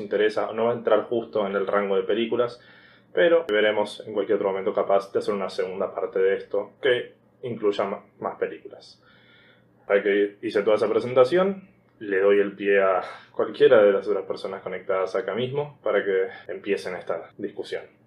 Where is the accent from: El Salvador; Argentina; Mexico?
Argentina; siendo argentino, familia, clase media